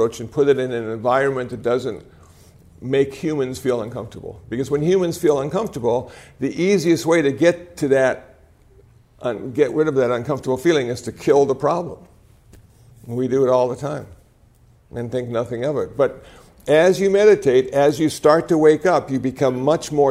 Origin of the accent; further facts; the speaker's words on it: Iowa, United States; Now, I was born in Iowa.